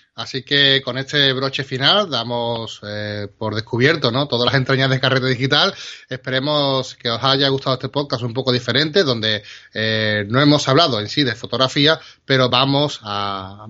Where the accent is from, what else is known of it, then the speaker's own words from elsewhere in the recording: Spain; trabajamos y somos de aquí de España